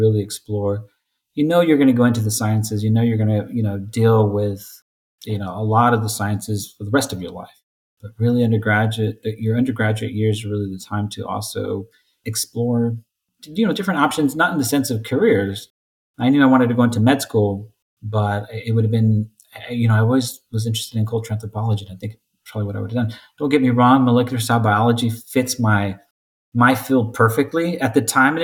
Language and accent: English; Selma, California, United States; I grew up in Zulma, California, near Fresno.